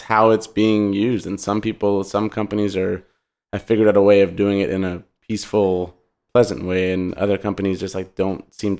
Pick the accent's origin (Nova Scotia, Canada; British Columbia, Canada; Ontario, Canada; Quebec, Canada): Quebec, Canada; Montreal; I'm from Montreal and we used to play tennis, my brother and I, at the tennis court near our house.